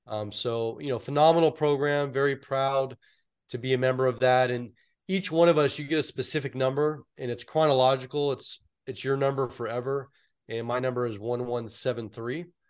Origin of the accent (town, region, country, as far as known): San Francisco Bay Area, California, United States; born or raised there